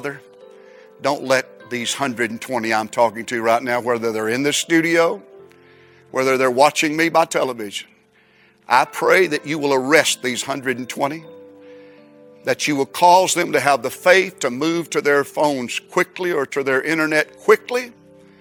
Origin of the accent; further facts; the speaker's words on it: United States; I'm an American. I love America